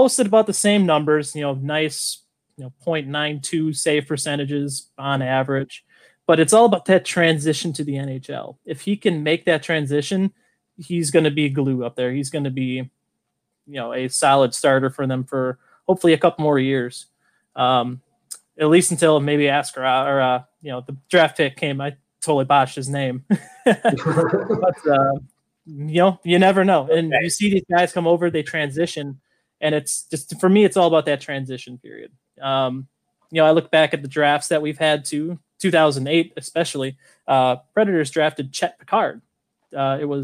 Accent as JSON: {"language": "English", "town": "Milwaukee", "region": "Wisconsin", "country": "United States", "tie": "born or raised there", "said": "Born and raised in Milwaukee"}